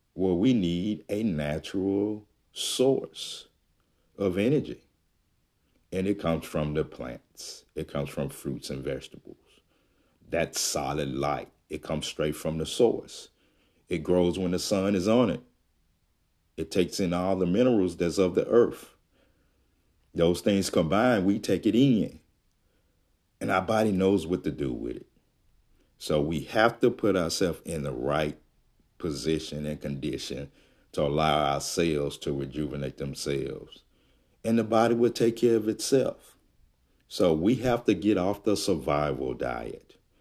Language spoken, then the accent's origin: English; Jackson, Mississippi, United States; moved away; I am from Jackson, Mississippi. And, uh, I'm not there now, but that's where I'm originally from